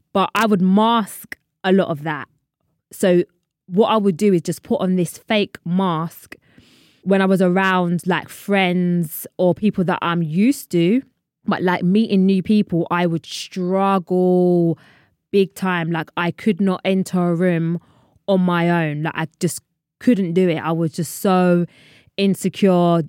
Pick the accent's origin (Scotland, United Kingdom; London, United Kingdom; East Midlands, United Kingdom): London, United Kingdom; I'm from London.